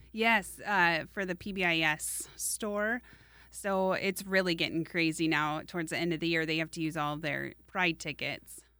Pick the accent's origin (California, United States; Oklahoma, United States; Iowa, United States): Iowa, United States; Des Moines; I grew up in Des Moines